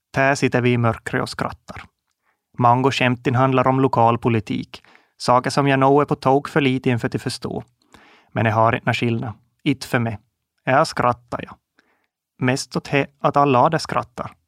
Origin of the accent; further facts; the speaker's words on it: Kovjoki, Ostrobothnia, Finland; Jag är född och uppvuxen i Koumosan, en liten by som ligger i Österbotten, ungefär mitt i emellan Jakobstad och Vasa